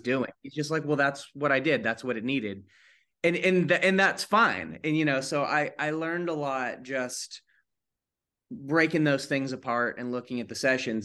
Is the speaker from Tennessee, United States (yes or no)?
yes; East Tennessee, United States; I grew up in East Tennessee